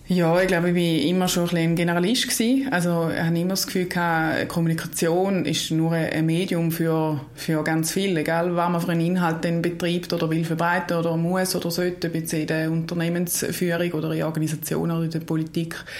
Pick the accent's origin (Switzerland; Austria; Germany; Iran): Switzerland; Eastern Switzerland; also born or lived in Lausanne / Florence; ich bin in der Ostschweiz äh, aufgewachsen und dort auch beheimatet nach wie vor